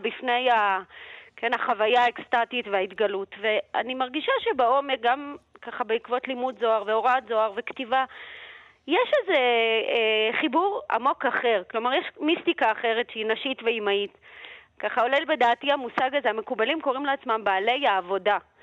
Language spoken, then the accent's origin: Hebrew; Moscow, Russia; now in Israel; אני עצמי ילידת מוסקבה